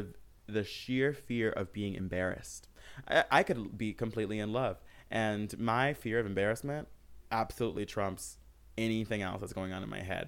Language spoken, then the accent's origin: English; Michigan, United States; born or raised there; moved away